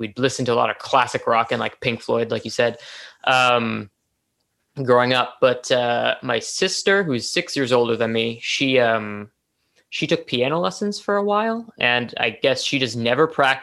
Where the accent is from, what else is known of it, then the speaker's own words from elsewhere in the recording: Toronto, Ontario, Canada; I am a musician from Toronto, Ontario